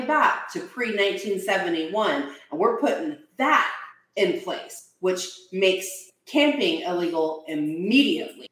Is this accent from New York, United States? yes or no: no; Texas, United States; I'm a Texan